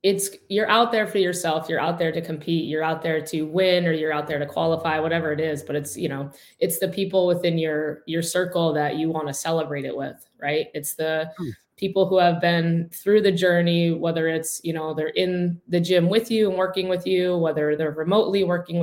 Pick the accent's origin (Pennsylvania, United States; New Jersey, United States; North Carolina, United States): Pennsylvania, United States; I'm from Pennsylvania. I live in, it's called the town Oliphant, but it's in Wilkes-Barre Scranton area